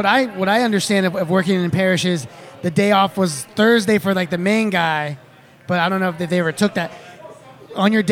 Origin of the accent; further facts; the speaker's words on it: Bolivia; South America, Bolivia